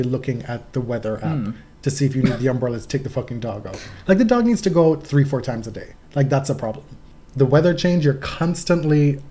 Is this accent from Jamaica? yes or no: yes; Jamaica; moved away; I grew up in Jamaica.